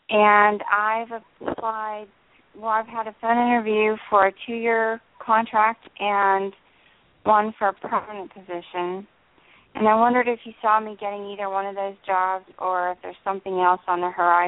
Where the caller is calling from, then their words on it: New Jersey, United States; I'm in New Jersey.